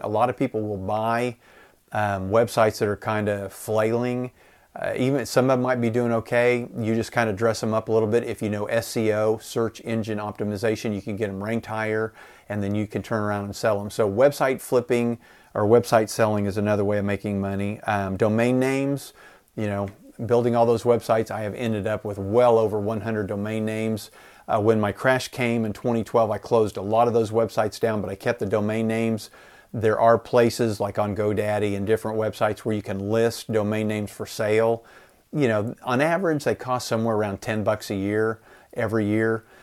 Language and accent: English; Enid, Oklahoma, United States; I live in Enid, Oklahoma, a town of about fifty thousand people